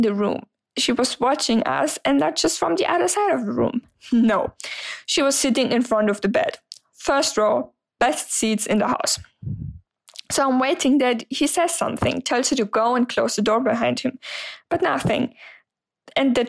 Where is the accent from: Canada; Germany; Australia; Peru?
Germany; English is a second language; I'm 26 years old and I'm from Germany. So sorry for the accent.